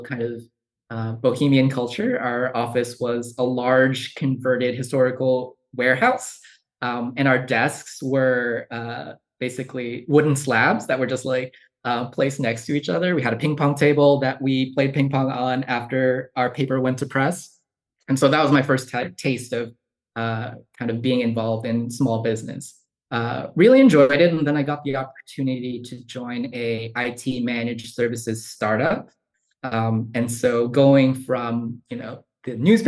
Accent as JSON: {"language": "English", "town": "Yonkers", "region": "New York", "country": "United States", "tie": "born or raised there", "also_born_or_lived": "Bronx, New York / Columbia, South Carolina", "moved": "as an adult", "lives_now": "Charlottesville, United States", "said": "I was born in the Bronx and then grew up in a city called Yonkers in Westchester County"}